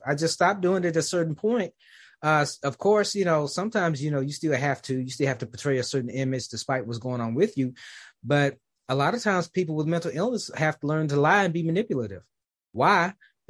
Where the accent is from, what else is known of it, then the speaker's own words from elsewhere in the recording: Memphis, Tennessee, United States; now in Dallas, United States; my hometown of Memphis, even though I live in Dallas